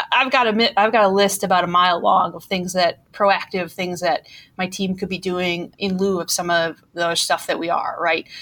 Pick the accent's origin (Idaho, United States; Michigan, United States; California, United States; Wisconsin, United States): Wisconsin, United States; Milwaukee; accent: Milwaukee; I'm from Milwaukee, Wisconsin